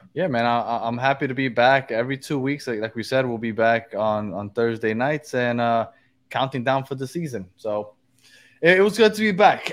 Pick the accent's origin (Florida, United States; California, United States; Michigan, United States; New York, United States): New York, United States; New York City; I'm from Brooklyn